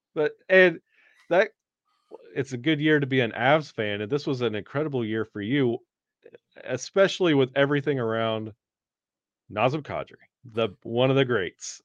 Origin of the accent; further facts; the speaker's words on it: Birmingham, Alabama, United States; moved away; I'm originally from Birmingham, Alabama